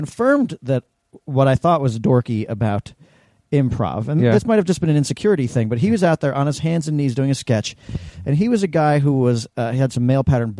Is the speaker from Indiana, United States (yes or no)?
no; New York City, New York, United States; I lived in New York City. I was from New York City